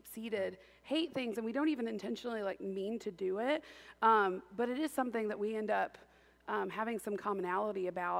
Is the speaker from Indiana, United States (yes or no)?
yes; Indiana, United States; I grew up in Indiana